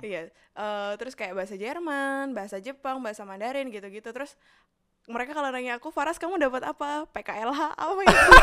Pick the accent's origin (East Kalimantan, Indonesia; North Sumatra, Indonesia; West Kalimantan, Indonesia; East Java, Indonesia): East Kalimantan, Indonesia; Balikpapan; moved away as an adult; also born or lived in Yogyakarta; tumbuh dan besar di Balikpapan